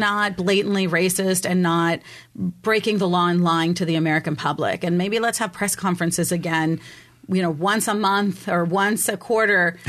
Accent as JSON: {"language": "English", "country": "Mexico", "also_born_or_lived": "Germany", "moved": "yes", "lives_now": "San Diego, United States", "said": "I'm originally from Mexico"}